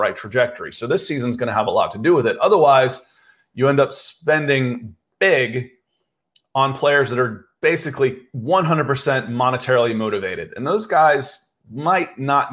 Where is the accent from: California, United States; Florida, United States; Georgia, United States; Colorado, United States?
Georgia, United States; Atlanta; I grew up in Atlanta